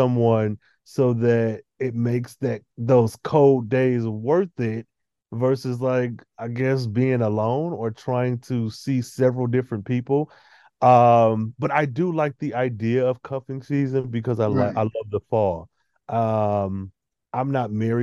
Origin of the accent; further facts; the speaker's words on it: Michigan, United States; I'm from Michigan